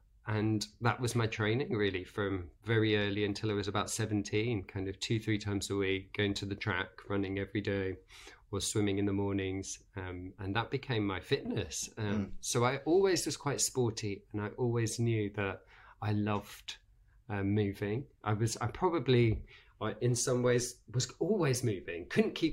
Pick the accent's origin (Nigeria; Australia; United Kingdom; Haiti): United Kingdom; Birmingham, West Midlands; I grew up in Birmingham